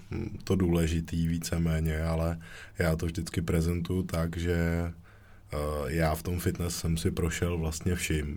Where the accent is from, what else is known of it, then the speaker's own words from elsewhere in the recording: Děčín, Ústí nad Labem Region, Czechia; u nás v Děčíně